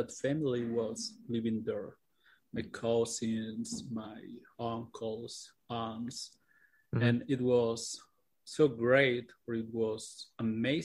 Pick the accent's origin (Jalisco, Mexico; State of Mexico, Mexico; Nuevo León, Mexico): State of Mexico, Mexico; I grew up in another place. It's really close to Mexico